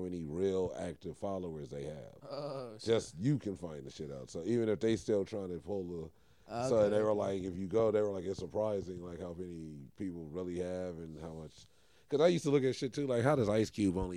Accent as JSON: {"language": "English", "town": "Los Angeles", "region": "California", "country": "United States", "tie": "born or raised there", "said": "growing up in West"}